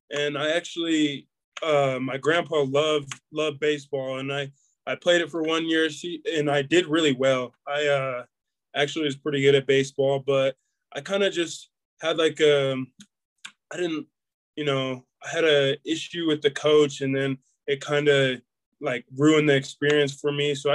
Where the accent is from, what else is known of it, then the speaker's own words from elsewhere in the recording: Murray, Utah, United States; Murray, you know, it's it's it's kind of like smack dab in the valley right there. Um, you know, it's a it's a great town. I, I loved it growing up.